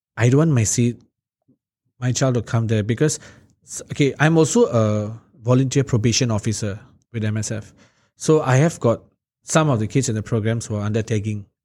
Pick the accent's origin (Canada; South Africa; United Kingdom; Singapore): Singapore; also born or lived in Hillview, Singapore; We moved from Marsiling, we moved to Hillview